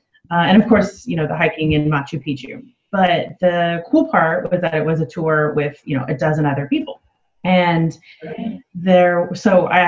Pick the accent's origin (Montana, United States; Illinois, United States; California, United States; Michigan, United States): California, United States; Los Angeles; moved away as an adult; also born or lived in San Diego; now in Amsterdam, Netherlands; So I was born and raised in Los Angeles, and I lived 11 years in San Diego before coming here.